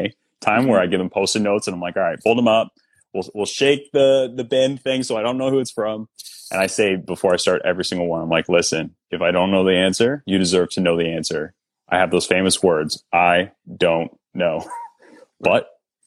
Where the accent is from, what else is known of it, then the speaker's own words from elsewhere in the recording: Canada; I'm Canadian.